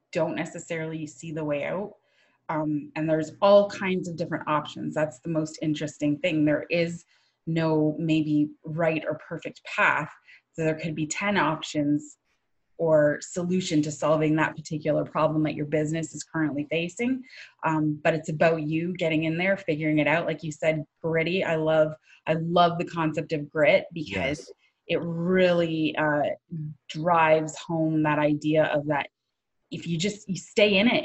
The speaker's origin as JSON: {"language": "English", "town": "St. Catharines", "region": "Ontario", "country": "Canada", "tie": "born or raised there", "also_born_or_lived": "Thunder Bay, Ontario / Toronto", "said": "I grew up in the Niagara region, where I still live with my family. We live in a town, it's called St. Catherine."}